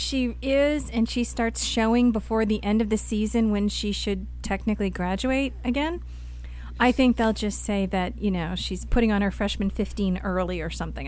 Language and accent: English; Boston, Massachusetts, United States; moved away; I am from Boston. Um, all my family and friends are still there